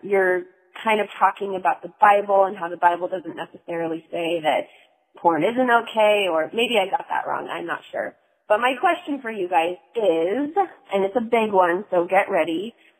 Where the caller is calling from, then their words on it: North Carolina, United States; I'm calling from North Carolina